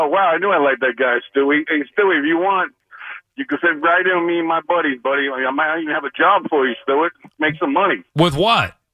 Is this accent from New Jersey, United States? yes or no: yes; Jersey City, New Jersey, United States; also born or lived in Old Bridge, New Jersey; growing up in Jersey City